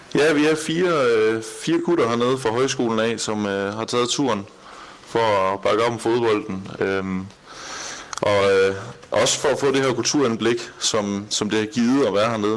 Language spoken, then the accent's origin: Danish; Denmark; moved away as an adult; now in Doha, Qatar; nu kommer vi selvfølgelig fra Danmark af